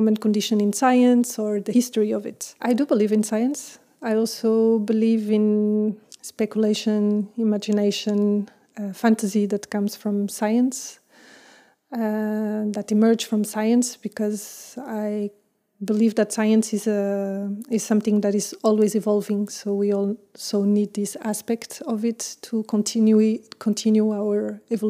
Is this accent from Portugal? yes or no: yes; Portugal; moved away as an adult; also born or lived in France; now in Brussels, Belgium; I'm French, but I grew up in Portugal, and I'm in Brussels since 8 years now.